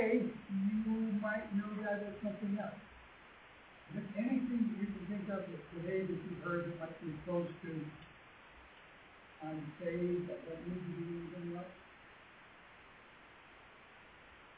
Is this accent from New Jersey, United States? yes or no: no; Pennsylvania, United States; I was raised in Pennsylvania.